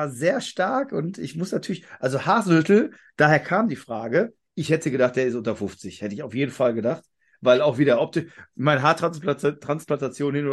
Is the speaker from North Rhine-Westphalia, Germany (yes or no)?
yes; North Rhine-Westphalia, Germany; ein 1-1 gegen Essen, also nichts gegen Rot-Weiß Essen. Ich komme ja aus der Gegend